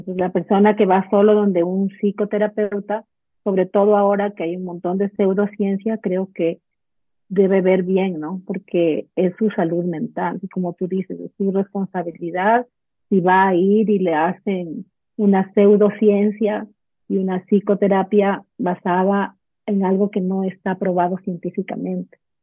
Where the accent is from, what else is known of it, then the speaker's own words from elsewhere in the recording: Ecuador; yo soy de Ecuador vivo en Quito